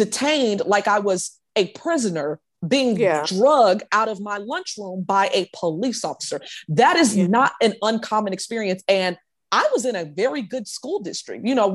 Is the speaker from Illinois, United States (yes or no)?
yes; Chicago, Illinois, United States; moved away as an adult; now in Cobb County, United States; I grew up in smack dab in Cook County, and Cook County in Chicago